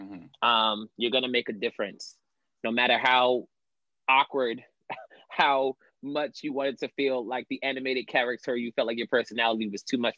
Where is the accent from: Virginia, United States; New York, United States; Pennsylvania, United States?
New York, United States; Originally born and raised in New York